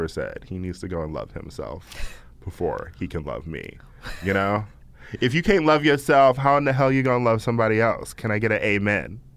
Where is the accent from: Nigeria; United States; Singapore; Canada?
United States; California; I'm from California.